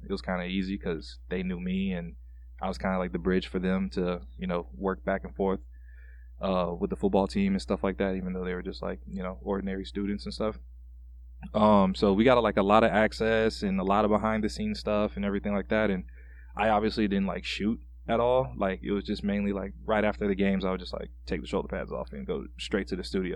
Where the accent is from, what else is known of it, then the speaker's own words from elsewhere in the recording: Panama City, Florida, United States; moved away as an adult; now in Minnesota, United States; I'm originally from Panama City, Florida.